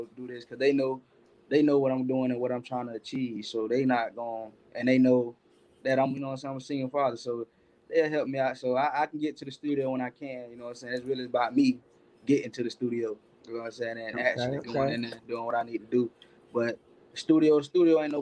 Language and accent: English; Florida, United States; I'm from Florida